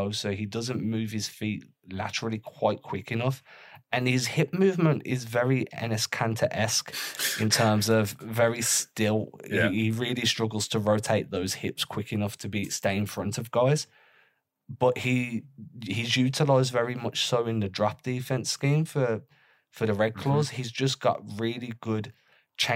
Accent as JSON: {"language": "English", "region": "England", "country": "United Kingdom", "said": "as an English guy"}